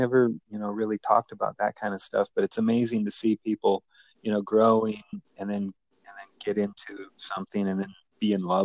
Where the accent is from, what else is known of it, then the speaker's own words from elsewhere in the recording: Minnesota, United States; I was born in Minnesota